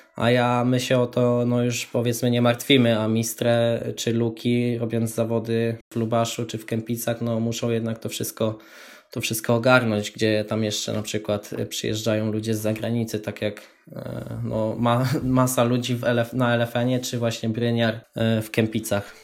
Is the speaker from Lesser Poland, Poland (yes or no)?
yes; Tęgoborze, Lesser Poland, Poland; moved away as an adult; now in Wrocław, Poland; Mieszkam we Wrocławiu, aktualnie pochodzę z Tęgoboży, małej miejscowości koło Nowego Sącza